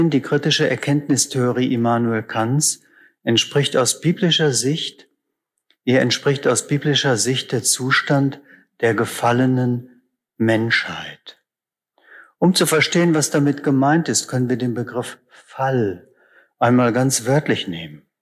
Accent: Northern Germany, Germany; ich komme aus Norddeutschland, da heißt es einfach ganz nüchtern, der Krankenwagen.

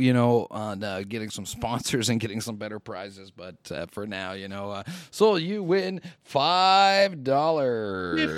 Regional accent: Canada; I'm a Canadian

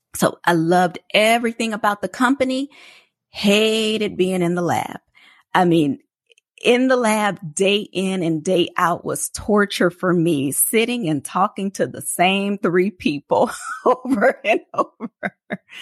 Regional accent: New Orleans, Louisiana, United States; It's about five hours away from where I grew up in New Orleans

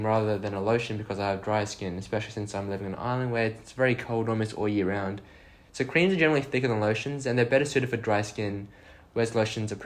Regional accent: Australia; now in Ireland; So I'm from Oz, in case you couldn't tell from my accent

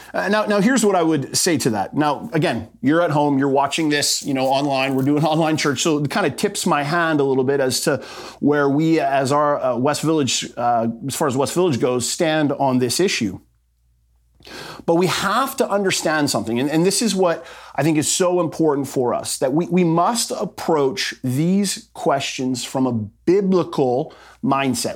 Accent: Canada; our rights as Canadian citizens

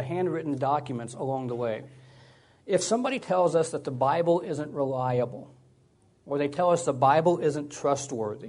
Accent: Georgia, United States; moved away as an adult; now in California, United States; I moved to California 24 years ago. I grew up in Georgia.

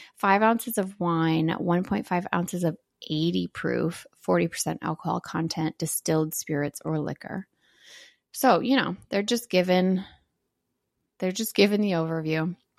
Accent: Wisconsin, United States; moved away as an adult; also born or lived in Green Bay, Wisconsin; now in Illinois, United States; I'm from Wisconsin, and I lived in Wisconsin for twenty-three years

